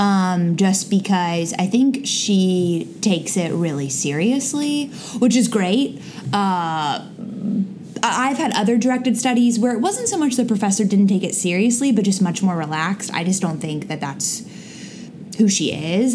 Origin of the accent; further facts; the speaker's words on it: Florida, United States; moved away; I'm from Florida